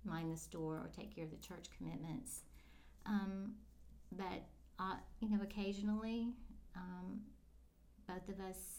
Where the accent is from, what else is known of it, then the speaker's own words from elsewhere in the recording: the Florida Panhandle, United States; I am a native Floridian. I was born in the Panhandle. Okay. I grew up in the Panhandle.